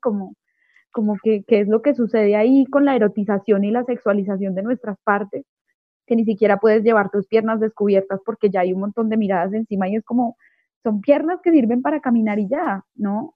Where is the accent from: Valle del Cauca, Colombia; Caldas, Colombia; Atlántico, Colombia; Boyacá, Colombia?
Caldas, Colombia; Manizales; also born or lived in Mexico City, Mexico; now in Bogotá, Colombia; Yo soy de Manizales, que es una ciudad pequeñita